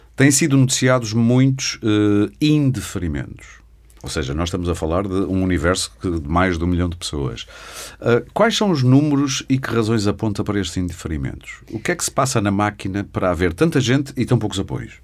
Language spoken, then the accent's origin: Portuguese; Porto, Norte, Portugal; Eu sou do Porto